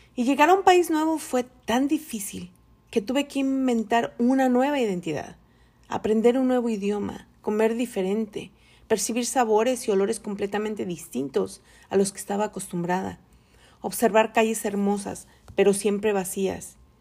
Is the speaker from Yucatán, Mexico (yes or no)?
no; Tepatitlán, Jalisco, Mexico; moved away as an adult; also born or lived in Mexico City, Mexico; now in California, United States; soy mexicana, de feña por nacimiento, aunque muchos me identifican más como chilanga, alteña adoptada y ahora soy californiana por necesidad